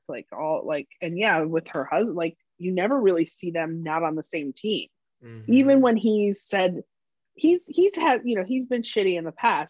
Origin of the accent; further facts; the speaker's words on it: outside of Philadelphia, Pennsylvania, United States; when I grew up outside of Philly